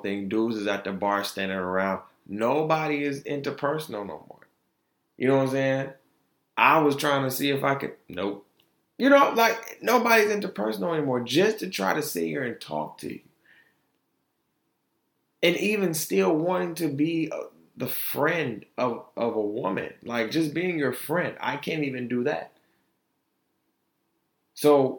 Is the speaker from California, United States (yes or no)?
no; Detroit, Michigan, United States; also born or lived in Altamonte Springs, Florida; now in Grand Rapids, United States; Detroit is where I was raised, and Grand Rapids is where I am getting molded.